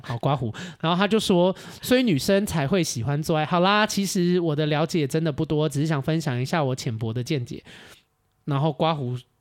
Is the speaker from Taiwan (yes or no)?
yes; Taiwan; now in Australia; 我是台湾人